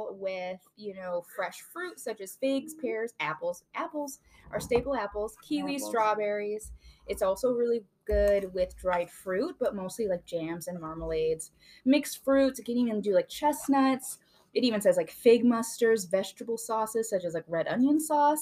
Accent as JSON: {"language": "English", "region": "Illinois", "country": "United States", "said": "We're from Illinois"}